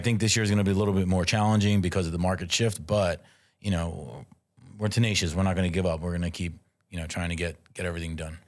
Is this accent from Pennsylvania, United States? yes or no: yes; Philadelphia, Pennsylvania, United States; I am originally born and raised in South Philadelphia. I moved around a little bit, but I always had my base in Philadelphia